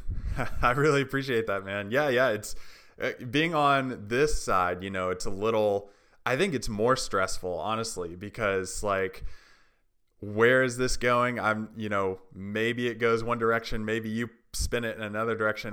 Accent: Tennessee, United States; also born or lived in Haiti; I'm from Tennessee

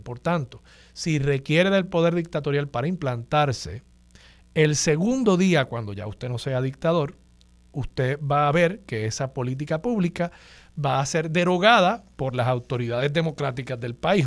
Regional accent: Puerto Rico; nosotros somos ciudadanos americanos

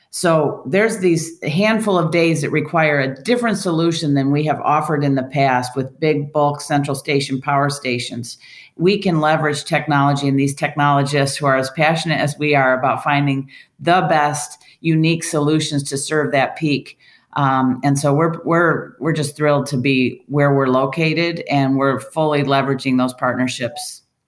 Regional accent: Michigan, United States; moved away as an adult; now in California, United States; I came here from Michigan, where I was CEO of CMS Energy. Uh, that was my hometown utility. My dad retired from that company

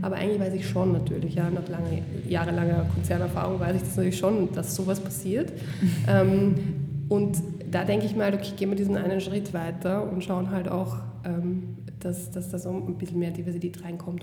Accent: Vienna, Austria; Ich bin selber in Wien geboren

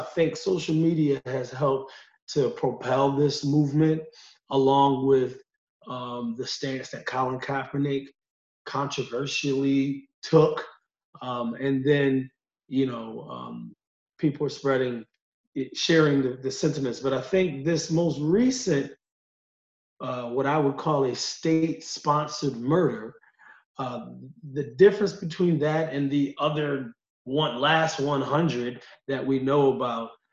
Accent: Utica, New York, United States; lifelong member of, of, the Utica community

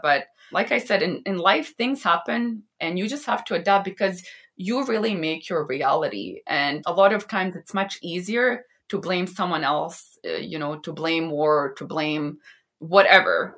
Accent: Vancouver, British Columbia, Canada; also born or lived in Bosnia and Herzegovina; I was born in a small country in the Balkans, in Bosnia and Herzegovina. And then we immigrated to Canada and I grew up here in Vancouver, British Columbia.

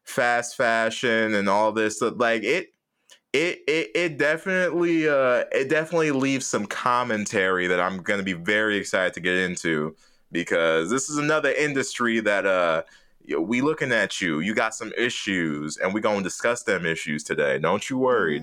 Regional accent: Jamaica; I'm Jamaican

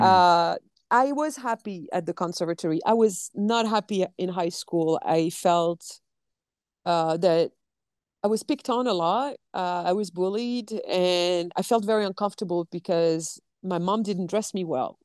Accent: France; accent: French; English is a second language; moved away; you're going to hear my French accent

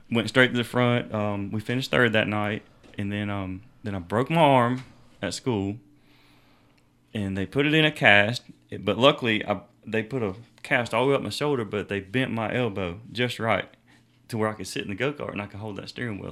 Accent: Homeland Park, South Carolina, United States; also born or lived in Miami, Florida / Central Florida; I grew up down in Homeland Park

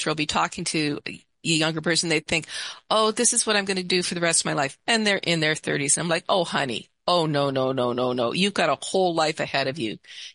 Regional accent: Canada; also born or lived in Seattle area; now in Seattle, United States; I'm Canadian

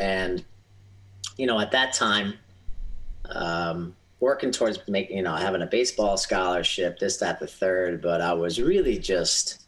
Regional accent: Southeastern Connecticut, United States; I was born here in Southeastern Connecticut, and I was born into, first generation American. So my parents came here from Greece

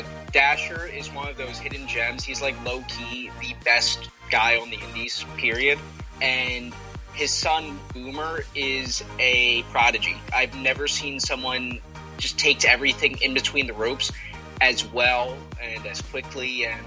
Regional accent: Atlantic City, New Jersey, United States; I'm from Atlantic City, so I'm right on the shore.

